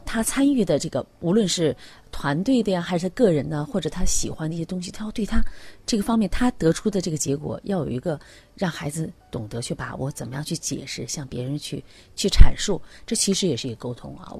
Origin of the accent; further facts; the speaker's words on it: China; 我们中国人